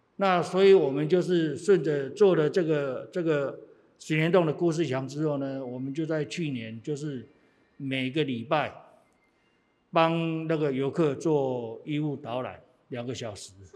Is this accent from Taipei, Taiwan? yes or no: yes; Taipei, Taiwan; 我是从小在这里住到三十岁，三十岁之后，因为房子改建，我才搬出去。那房子好了之后，我又搬进来，那对这一块土地是比较有感情的